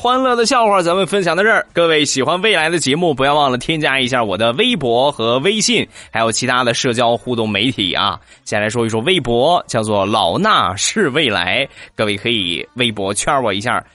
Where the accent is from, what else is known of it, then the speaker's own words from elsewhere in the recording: Rizhao, Shandong, China; 我家乡的特产，日照绿茶